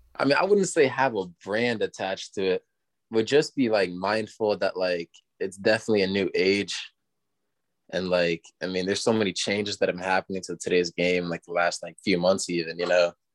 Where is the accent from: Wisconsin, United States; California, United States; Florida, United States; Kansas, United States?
Florida, United States; moved away; I'm from Florida